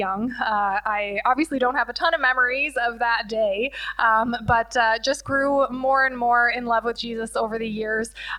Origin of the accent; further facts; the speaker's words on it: Leamington, Ontario, Canada; also born or lived in Windsor / Cottam; I was born and raised in Leamington.